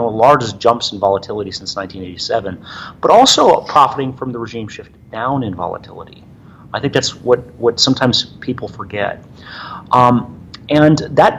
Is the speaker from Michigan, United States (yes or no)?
yes; Michigan, United States; moved away; I grew up in Michigan